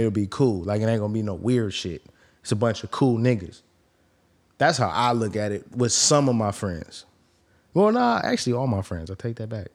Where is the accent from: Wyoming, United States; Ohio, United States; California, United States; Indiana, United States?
California, United States; the Bay Area; I'm from the Bay